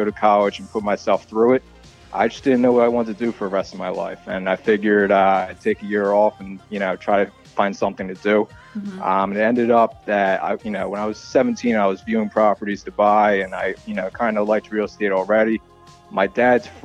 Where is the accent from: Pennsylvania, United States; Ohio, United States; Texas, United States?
Pennsylvania, United States; Southampton; I'm a real estate agent in Bucks County. I grew up in Southampton.